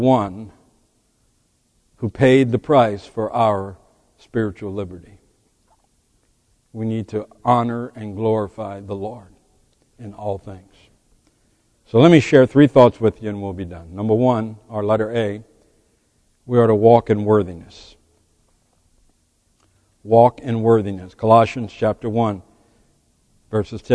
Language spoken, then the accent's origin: English; United States; As an American, I owe a debt as an American